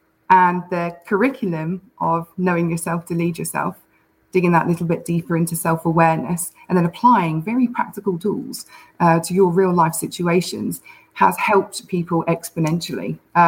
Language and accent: English; United Kingdom; now in Oklahoma, United States; This is where I say that I've been putting on a British accent the whole time, right?